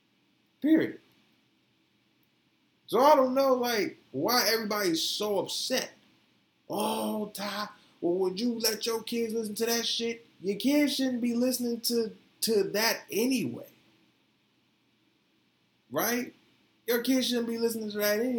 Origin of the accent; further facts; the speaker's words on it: the South, United States; I'm from the South